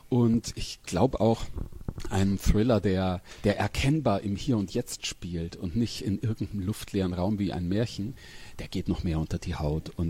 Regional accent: Pressath, Bavaria, Germany; also born or lived in Weiden; Umgekehrt, ich bin in Pressart aufgewachsen bei Weiden. Weiden bin ich geboren, weil da das Krankenhaus ist.

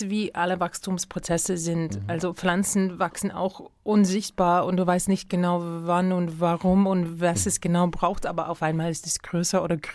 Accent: United States; now in Germany; natürlich auch als Amerikanerin verstehst du, und auch wenn du gerne Bücher liest, dann verstehst du, dass etwas Besonderes hier in Deutschland stattfindet

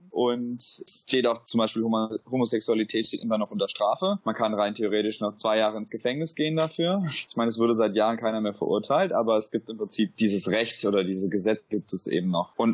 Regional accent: Germany; moved away as an adult; also born or lived in Singapore / London, United Kingdom; now in Sydney, Australia; als Deutscher

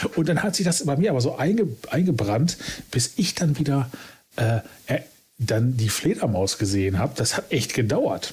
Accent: Essen, North Rhine-Westphalia, Germany; ich komme quasi gebürtig aus dem Sumpf aus dem Ruhrgebiet

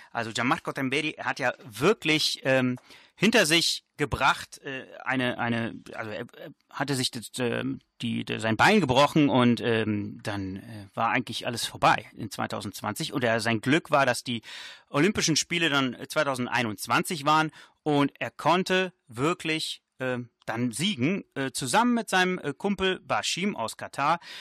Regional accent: Germany; also born or lived in Italy (ancestry); wenn man äh, als Italiener in Deutschland äh, aufwächst

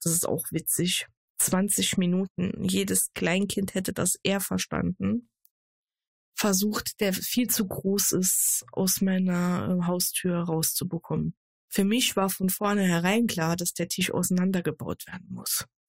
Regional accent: Saarland, Germany; moved away as an adult; now in Ruhr area, Germany; gebürtig aus dem Saarland und seit April eine neue Nordrhein-Westfälerin, genauer gesagt Ruhrbottlerin

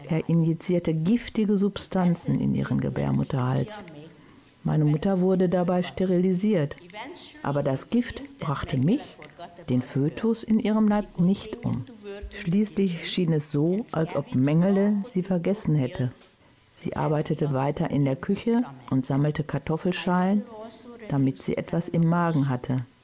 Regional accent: Oświęcim, Lesser Poland, Poland; born there; So wurde ich zum berühmten Baby geboren in Auschwitz, was bis heute auch in meinem Pass steht.

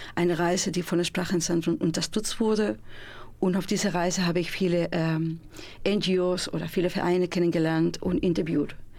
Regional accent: Spain; German is a second language; now in Münster, Germany; bin ich Spanierin

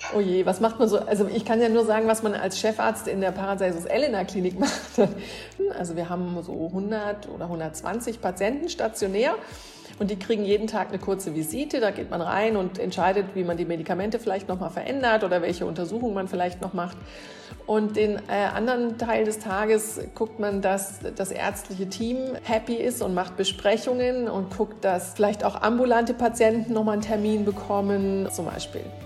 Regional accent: Münster, North Rhine-Westphalia, Germany; ich komme aus Münster

